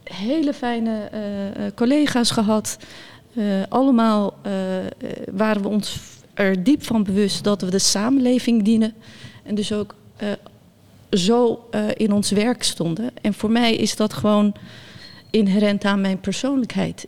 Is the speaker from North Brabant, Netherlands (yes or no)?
yes; Bergen op Zoom, North Brabant, Netherlands; Dutch is a second language; also born or lived in near Samsun, Turkey; En ik ben opgegroeid in Bergen op Zoom